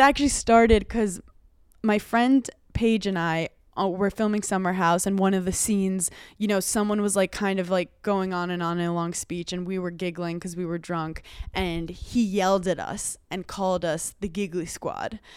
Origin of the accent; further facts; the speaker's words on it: New York City, New York, United States; moved away; I'm from Brooklyn, and I'm, like, Italian